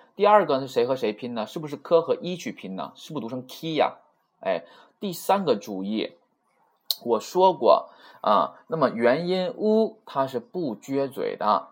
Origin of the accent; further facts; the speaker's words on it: China; 不会像我们中国人说话是吧？口型比较大啊